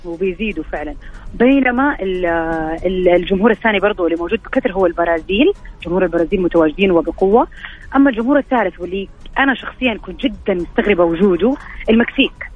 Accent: Saudi Arabia; انا سعوديه

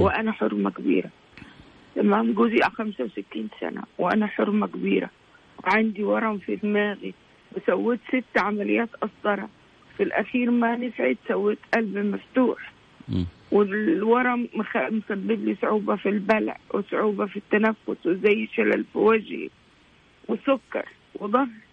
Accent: Egypt; now in Saudi Arabia; انا اعتبر نفسي مش من مصر انا بعتبر نفسي سعوديه يا سلام انا هنا صار لي 35 سنه

